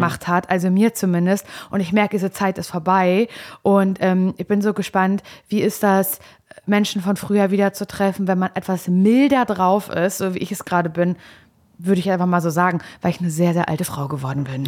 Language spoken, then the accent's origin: German; Parchim, Mecklenburg-Vorpommern, Germany; moved away; als ich hier weggezogen bin aus Parchim vor einigen Jahren